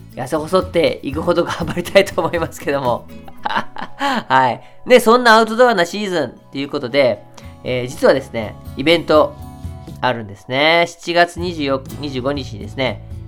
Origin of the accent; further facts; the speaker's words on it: Sapporo, Hokkaido, Japan; 札幌出身なんですけど